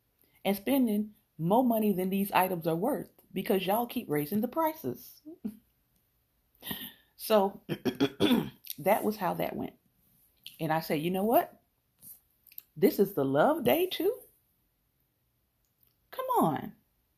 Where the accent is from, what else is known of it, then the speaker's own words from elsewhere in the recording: Kosciusko, Mississippi, United States; makes me think of growing up in Kosciusko, Mississippi, and how the church was the center point of our life.